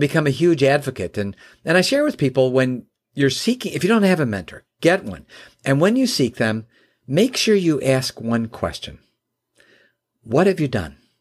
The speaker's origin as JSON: {"language": "English", "town": "Chicago", "region": "Illinois", "country": "United States", "tie": "born or raised there", "moved": "yes", "lives_now": "Michigan, United States", "said": "I live in Michigan now, and, uh, I was born and raised in the Chicagoland area"}